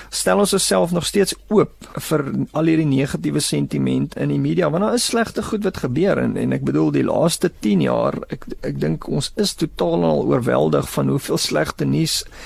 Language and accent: Afrikaans; South Africa; as Suid-Afrikaners